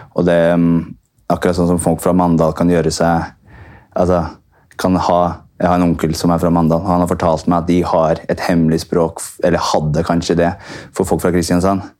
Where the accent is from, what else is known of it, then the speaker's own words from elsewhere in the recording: Brighton, South East England, United Kingdom; Norwegian is a second language; moved away as an adult; also born or lived in Oslo, Norway / Buenos Aires, Argentina; now in Norway; jeg er født her i Oslo, men flyttet, vi som familie flyttet til Brighton. Eller i nærheten av Brighton da jeg var seks år, så jeg vokste opp i England.